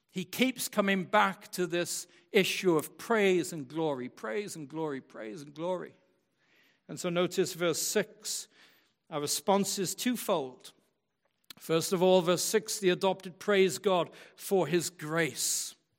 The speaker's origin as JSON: {"language": "English", "region": "West Michigan", "country": "United States", "tie": "born or raised there", "said": "I was born and brought up in West Michigan in the church, in West Michigan"}